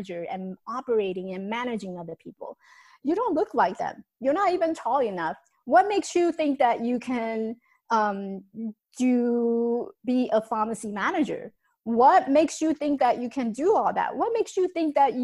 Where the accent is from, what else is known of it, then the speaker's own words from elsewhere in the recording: Taiwan; moved away; So I came from Taiwan. I was born in Taiwan, came from Taiwan.